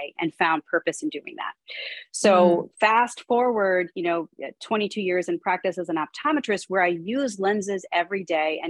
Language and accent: English; Pittsburgh, Pennsylvania, United States; I'm from Pittsburgh